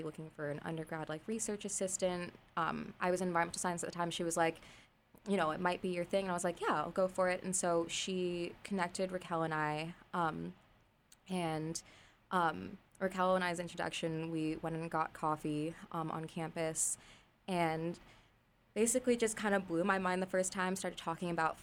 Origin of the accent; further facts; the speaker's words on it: Los Angeles, California, United States; I'm from Los Angeles.